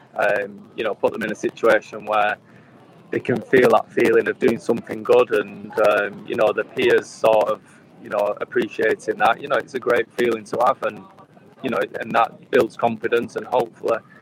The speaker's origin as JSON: {"language": "English", "region": "England", "country": "United Kingdom", "said": "English kids"}